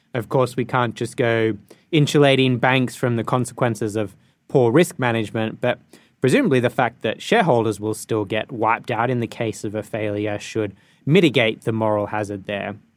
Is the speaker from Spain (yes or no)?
no; Australia; now in United Kingdom; my home country of Australia